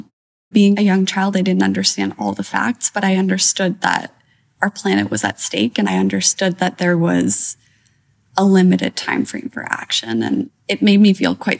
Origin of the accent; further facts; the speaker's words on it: Toronto, Ontario, Canada; I grew up in kind of a more nature-based area of the city. Like, I had access to Lake Ontario pretty easily, lots of parks